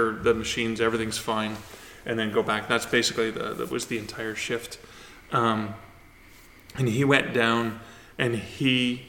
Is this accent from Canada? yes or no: yes; Sudbury, Ontario, Canada; moved away; I grew up in the Sudbury region